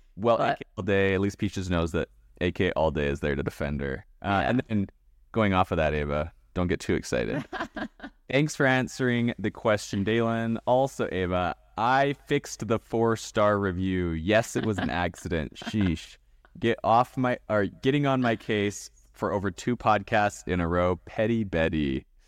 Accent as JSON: {"language": "English", "area": "West Coast in Canada", "region": "British Columbia", "country": "Canada", "tie": "born or raised there", "said": "I was raised on the West Coast in Canada"}